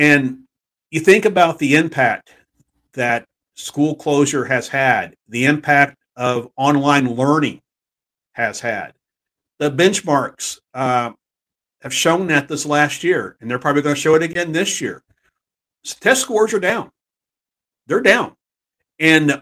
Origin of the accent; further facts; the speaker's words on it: Texas, United States; my home state